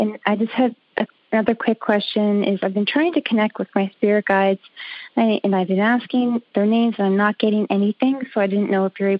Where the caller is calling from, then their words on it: Halifax, Nova Scotia, Canada; I'm calling from Halifax, Nova Scotia.